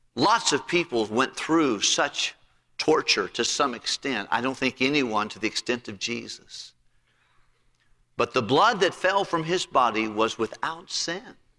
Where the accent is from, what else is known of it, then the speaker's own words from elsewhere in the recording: Tennessee, United States; moved away as an adult; also born or lived in Massachusetts; I was from Tennessee